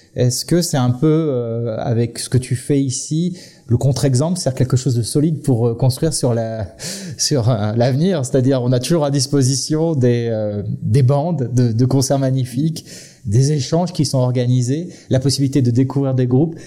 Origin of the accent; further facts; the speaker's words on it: western France, France; en tant que Français, ayant vécu dans l'ouest de la France